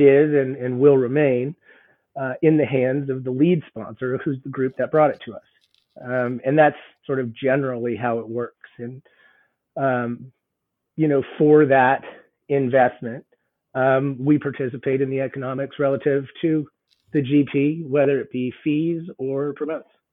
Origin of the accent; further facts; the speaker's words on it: Boulder, Colorado, United States; moved away as an adult; also born or lived in Southern California / Nashville; I'm actually born and raised in Boulder, so didn't go far from home